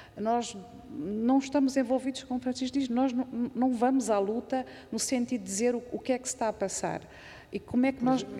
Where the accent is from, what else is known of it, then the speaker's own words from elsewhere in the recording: Mozambique; now in Coimbra, Portugal; eu sou moçambicana